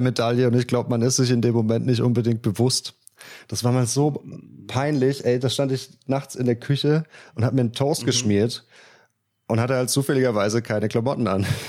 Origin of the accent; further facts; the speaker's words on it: Östringen, Baden-Württemberg, Germany; accent: South German dialect; in Östringen, in Estringe